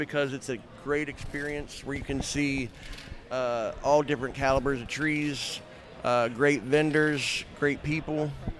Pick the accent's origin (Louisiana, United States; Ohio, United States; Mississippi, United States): Ohio, United States; Columbus; I'm from Columbus, Ohio